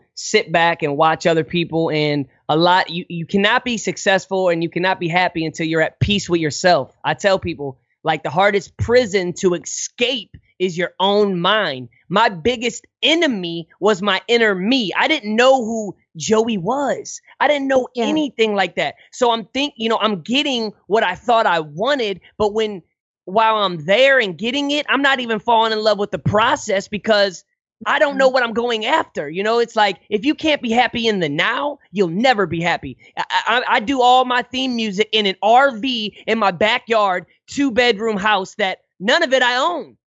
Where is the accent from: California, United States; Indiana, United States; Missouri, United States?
Missouri, United States; Hazelwood; I'm from Hazelwood, North County, St. Louis. I'm Hazelwood, not Hollywood